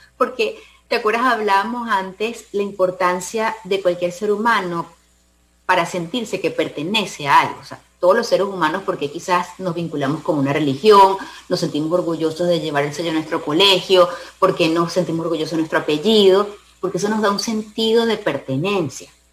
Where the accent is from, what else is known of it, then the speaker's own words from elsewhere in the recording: Venezuela; moved away as an adult; now in Panama; nosotros salimos de Venezuela, salimos, como tú sabes, obligados